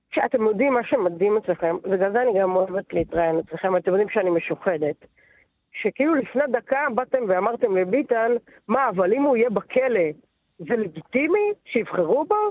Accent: Netanya, Central District, Israel; גדלתי בנתניה, אוקיי? בשנות ה-80 וה-90

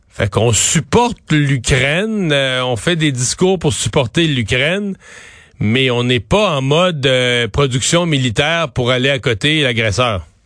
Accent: Quebec, Canada; chez nous au Québec

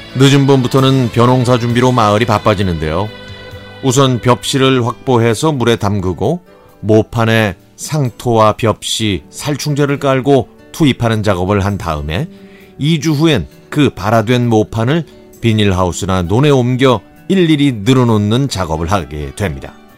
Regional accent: Cheongju, North Chungcheong, South Korea; moved away; also born or lived in Seoul; 이곳은 제가 태어나고 자란 곳 바로 옆이니까 제 고향이나 마찬가지죠

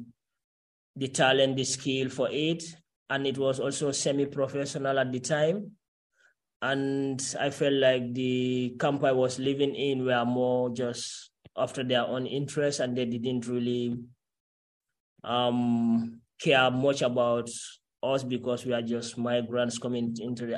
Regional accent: Gambia; first language Karoninka; English is a second language; moved away as an adult; also born or lived in Italy; now in Netherlands; growing up from Gambia, like as a Gambian, I'm a Karoninka. So that's my mother language

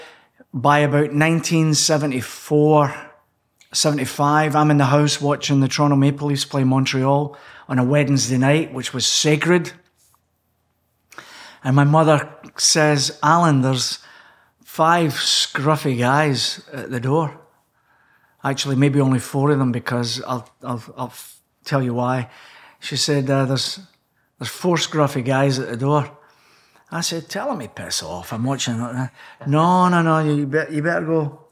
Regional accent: Scotland, United Kingdom; accent: Scottish; now in Canada; my Scottish accent

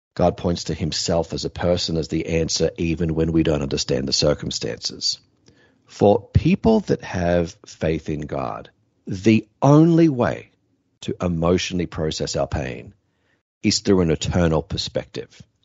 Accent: Australia; My home country is Australia

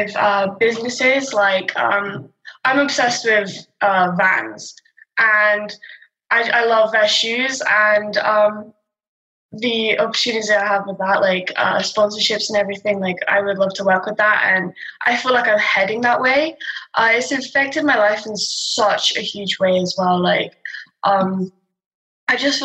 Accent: Cornwall, South West England, United Kingdom; now in Alberta, Canada; I'm from the UK. I'm from South England, Cornwall. And I live in Canada now.

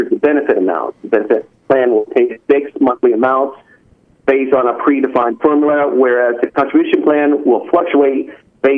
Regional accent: California, United States; now in Alaska, United States; of course I come from California.

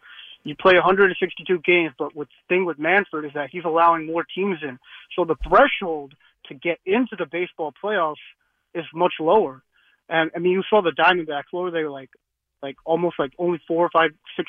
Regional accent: United States; also born or lived in Jersey City; I'm American, but like my heritage is Indian.

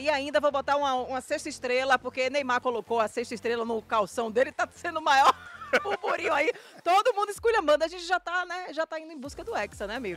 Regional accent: Santo Antônio de Jesus, Bahia, Brazil; moved away; Eu morava em Santo Antônio de Jesus, minha terra lá. E aí eu só lembro a gente lá, eu criança

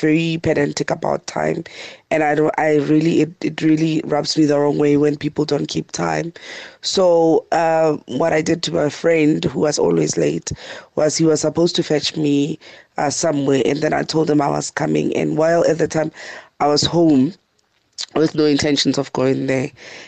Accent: Pretoria, Gauteng, South Africa; from Pretoria.

